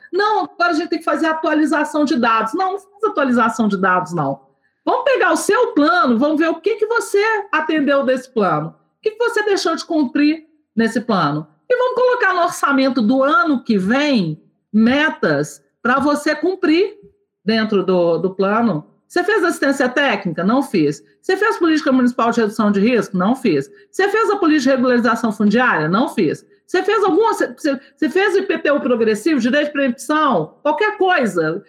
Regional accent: Nova Lima, Minas Gerais, Brazil; eu sou de Nova Lima, Minas Gerais, região metropolitana de Belo Horizonte

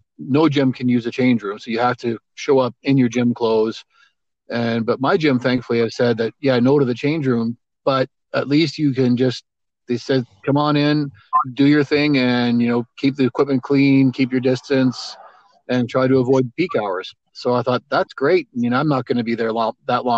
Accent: Alberta, Canada; I grew up in Alberta

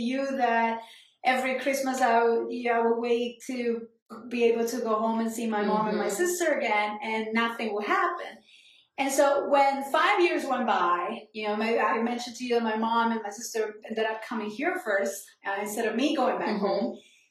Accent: Cali, Valle del Cauca, Colombia; English is a second language; moved away as an adult; now in New York City, United States; I grew up in Cali, right? So I was there that's obviously as a kid until I left when I was 20.

